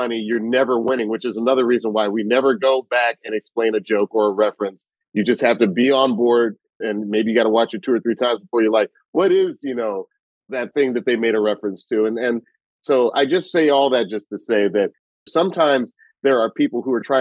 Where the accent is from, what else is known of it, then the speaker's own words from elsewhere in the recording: Atlanta, Georgia, United States; I'm from Atlanta